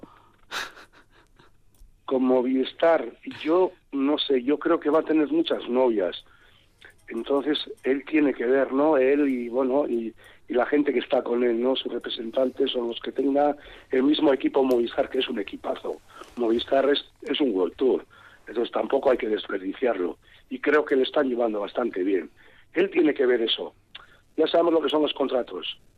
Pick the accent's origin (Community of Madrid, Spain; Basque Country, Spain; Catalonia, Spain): Basque Country, Spain; San Sebastián; yo soy donostiarra, bueno, la donostiarra, pero dije, oye, que esta que yo nací en Donostia